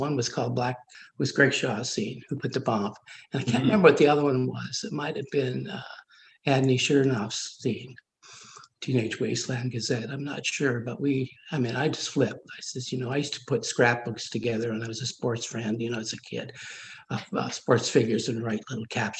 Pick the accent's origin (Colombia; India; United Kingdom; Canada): Canada; Ottawa, Ontario; also born or lived in Montreal; I was in Ottawa until I was about 13 and then moved to Montreal until I was 17 and moved back to Ottawa again.